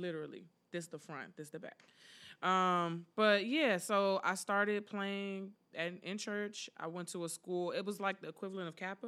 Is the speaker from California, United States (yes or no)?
no; Prince George's County, Maryland, United States; moved away as an adult; now in Philadelphia, United States; I'm originally from Prince George's County, Maryland, the gorgeous Prince George's.